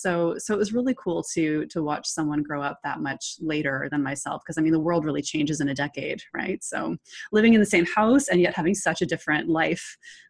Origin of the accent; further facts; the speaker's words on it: Toronto, Ontario, Canada; Oh yeah. Yes. Born and raised. Lived here all my life.